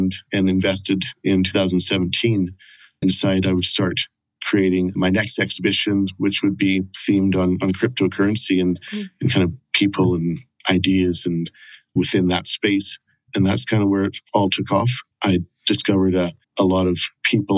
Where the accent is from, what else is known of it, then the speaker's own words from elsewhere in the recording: Canada; moved away as an adult; now in Edinburgh, United Kingdom; I'm originally from Canada, but after a few years of backpacking around the world, I ended up in Scotland in 1999 and decided to stay.